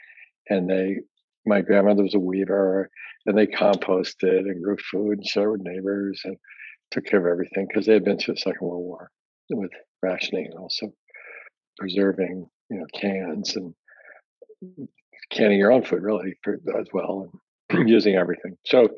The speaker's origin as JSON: {"language": "English", "country": "Hong Kong", "tie": "born or raised there", "also_born_or_lived": "Tokyo, Japan / Washington State, United States", "said": "I was born in Tokyo. And I grew up mostly in Hong Kong and in the Puget Sound, Washington State."}